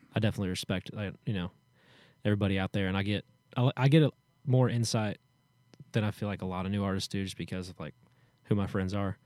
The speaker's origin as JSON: {"language": "English", "town": "Hendersonville", "region": "Tennessee", "country": "United States", "tie": "born or raised there"}